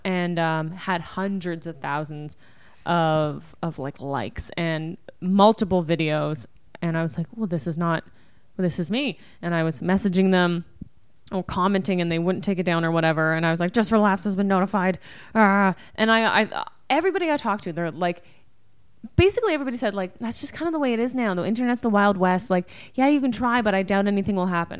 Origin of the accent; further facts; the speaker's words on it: Canada; we're Canadian